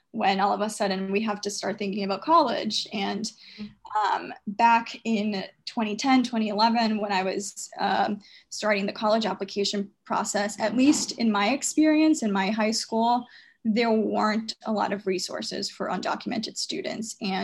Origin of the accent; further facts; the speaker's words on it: United States; Even though I grew up in America, I had to go to college as an international student.